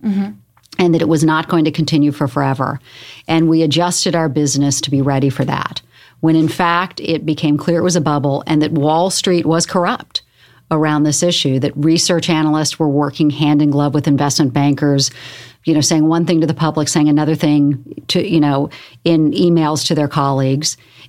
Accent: the South, United States; now in New York, United States; You know, I grew up in the South. I moved to New York when my father forbid me to move to New York because it was too dangerous.

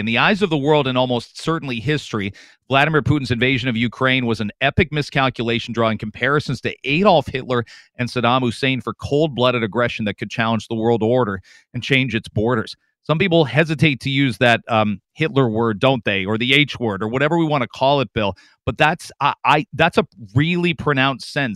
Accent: Canada; also born or lived in Michigan; I'm a Canadian

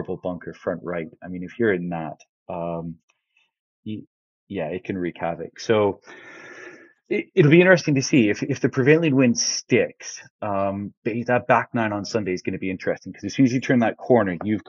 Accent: Canada; moved away as an adult; growing up in Canada

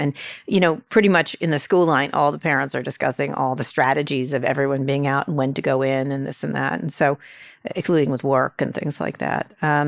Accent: Princeton, New Jersey, United States; moved away; I grew up in Princeton.

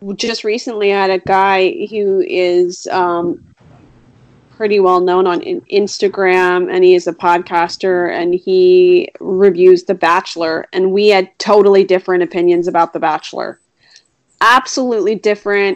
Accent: East Coast, United States; moved away; I've lived here for a long time, but I will always be an East Coast girl. I am very East Coast

